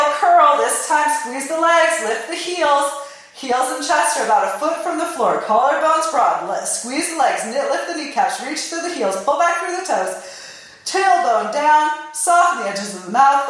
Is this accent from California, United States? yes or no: yes; California, United States; I'm from California